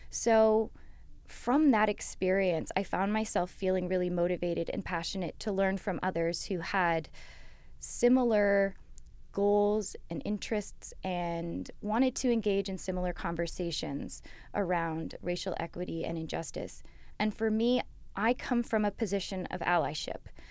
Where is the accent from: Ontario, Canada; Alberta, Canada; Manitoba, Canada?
Ontario, Canada; London; I grew up here in London. I've basically grown up on Western campus, both my parents having gone here